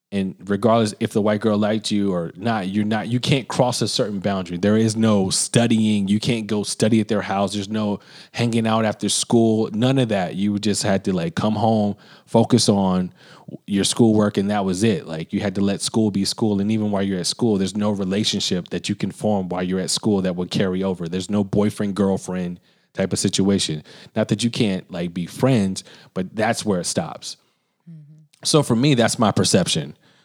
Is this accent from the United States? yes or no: yes; Birmingham, Alabama, United States; where I grew up in Birmingham, I grew up on the other side of the tracks where I lived in a predominantly white area. I did not live in inner city Birmingham.